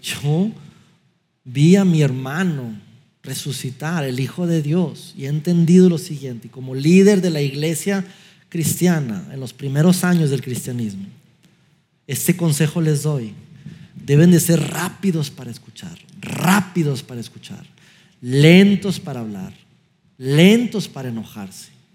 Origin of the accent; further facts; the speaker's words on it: Durango, Mexico; moved away; estábamos en, mi ciudad natal, Durango, eh, fuimos a visitar a mis papás de Navidad